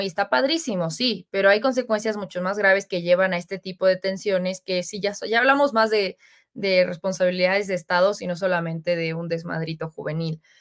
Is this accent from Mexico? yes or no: yes; Mexico; nosotros como mexicanos